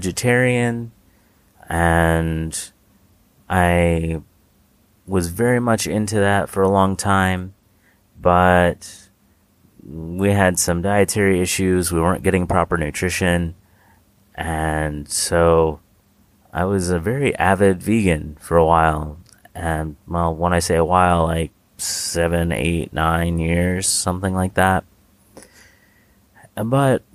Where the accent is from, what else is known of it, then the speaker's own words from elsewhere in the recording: United States; we're both from the States